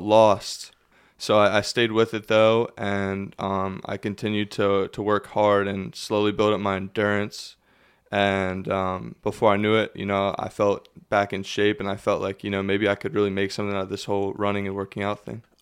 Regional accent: Lebanon, Pennsylvania, United States; born and raised in Lebanon, Pennsylvania.

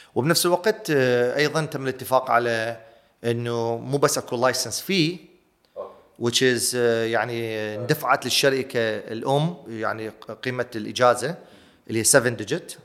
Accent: Iraq; أنا عراقي

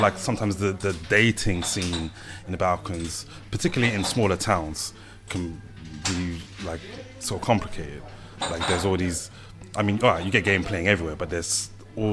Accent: United Kingdom; growing up in Britain

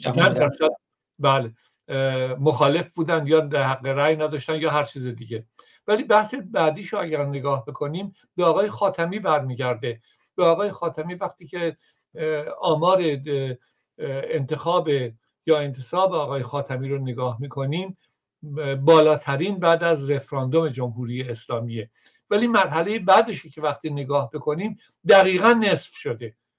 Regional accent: Iran; moved away; من به عنوان یک ایرانی

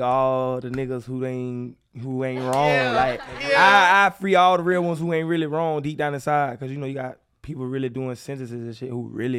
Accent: Jamaica; I'm from Jamaica, baby.

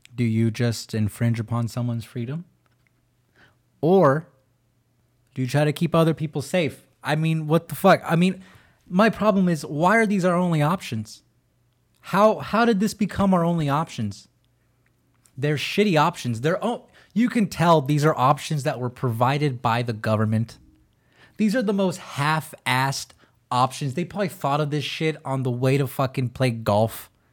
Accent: California, United States; California is my home. That's my state.

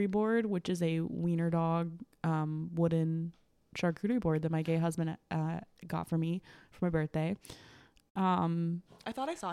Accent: Michigan, United States; I'm from Michigan.

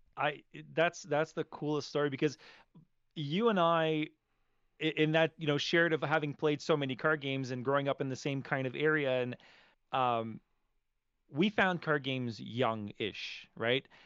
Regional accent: Montreal, Quebec, Canada; You're from my, my hometown

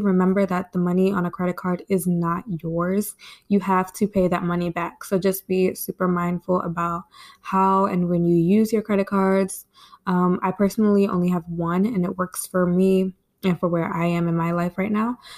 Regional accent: Maryland, United States; I actually just stayed home in my hometown, town in Maryland, and I like it

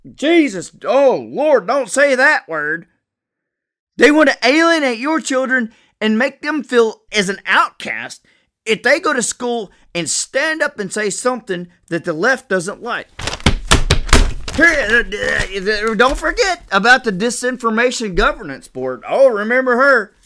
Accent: United States; I'm an American

